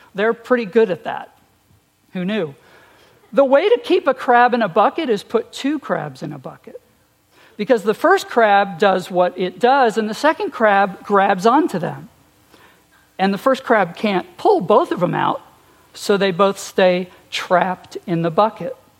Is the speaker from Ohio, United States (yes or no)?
no; Long Island, New York, United States; moved away; I was born and raised on Long Island, New York